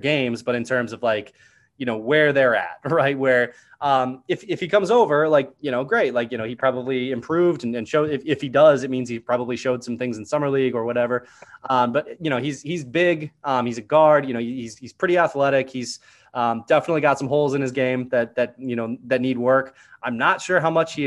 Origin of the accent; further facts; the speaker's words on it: Iowa, United States; I'm from Iowa originally.